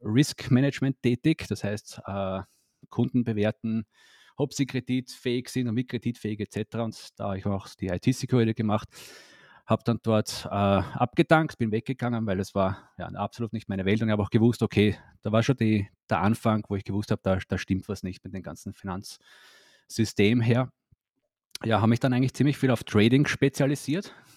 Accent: Austria; moved away; ursprünglich komme ich aus Österreich, lebe aber schon länger nicht mehr in Österreich

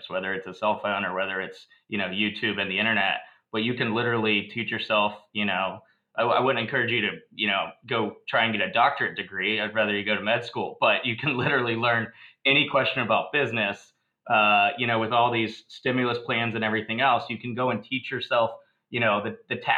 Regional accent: Virginia, United States; I grew up in Virginia

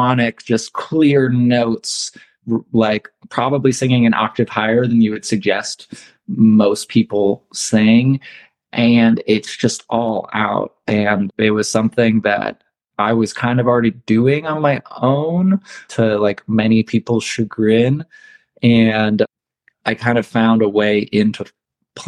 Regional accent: Ohio, United States; now in Reno, United States; I grew up in Ohio

